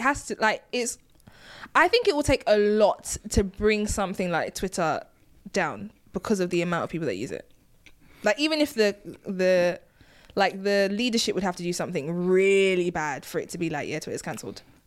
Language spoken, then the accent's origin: English; United Kingdom; I'm, I'm British. I'm Nigerian